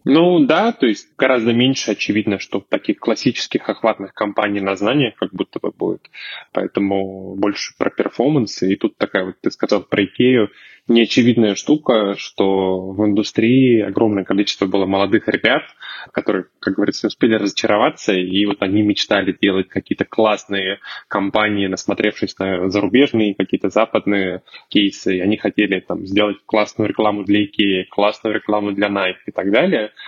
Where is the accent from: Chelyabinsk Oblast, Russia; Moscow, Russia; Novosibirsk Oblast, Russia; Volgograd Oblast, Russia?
Chelyabinsk Oblast, Russia; Chelyabinsk; я сам из Челябинска